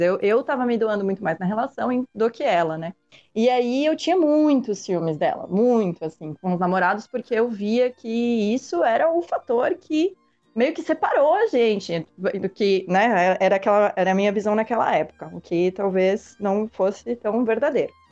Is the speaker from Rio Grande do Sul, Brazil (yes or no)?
no; Florianópolis, Santa Catarina, Brazil; moved away; quando eu ia para minha cidade natal, que é que era Florianópolis